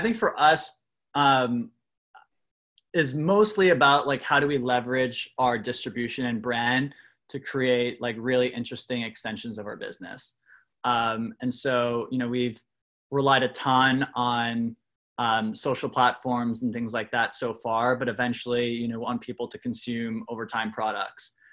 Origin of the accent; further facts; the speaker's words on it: Canada; I'm from Canada.